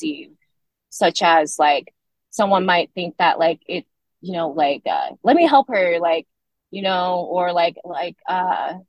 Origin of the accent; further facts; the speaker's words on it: Portland, Oregon, United States; moved away as an adult; now in California, United States; I was raised in Portland, Oregon with an incredible family